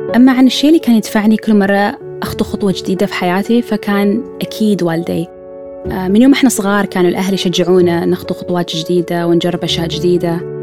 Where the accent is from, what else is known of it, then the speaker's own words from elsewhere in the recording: Oman; من سلطنة عمان